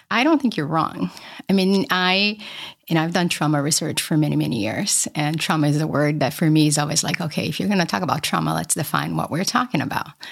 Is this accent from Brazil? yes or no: yes; Brazil; moved away; I grew up poor in Brazil